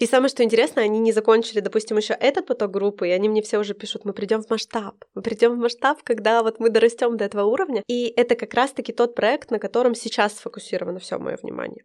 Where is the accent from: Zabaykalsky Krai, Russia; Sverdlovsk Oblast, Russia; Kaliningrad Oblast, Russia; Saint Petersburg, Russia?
Sverdlovsk Oblast, Russia; Nizhny Tagil; moved away as an adult; Я родилась в Нижнем Тагиле, это рядом с Екатеринбургом, недалеко, у меня там живут все родственники, родители.